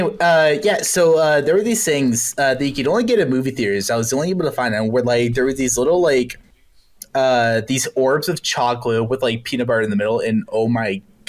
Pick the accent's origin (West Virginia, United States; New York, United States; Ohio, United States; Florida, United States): Florida, United States; now in Nevada, United States; I'm in Nevada, and I grew up in Florida.